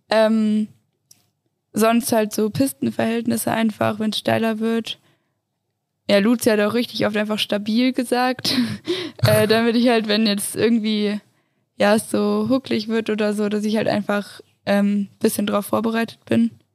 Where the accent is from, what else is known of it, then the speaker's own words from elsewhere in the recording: Göttingen, Lower Saxony, Germany; now in Innsbruck, Austria; Aus Göttingen, also voll weit oben